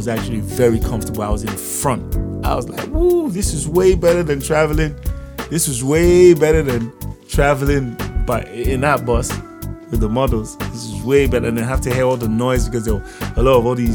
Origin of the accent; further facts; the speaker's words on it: Lagos, Nigeria; also born or lived in London / Abuja; I was brought up in Lagos when we came back from London. We lived in Lagos, man. For most of my life, I've been in Lagos.